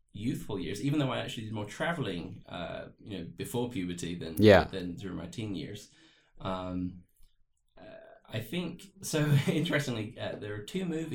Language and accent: English; Plymouth, South West England, United Kingdom; moved away as an adult; now in Rexburg, United States; I was about 16 years old in the south of England in Plymouth, which was my hometown at the time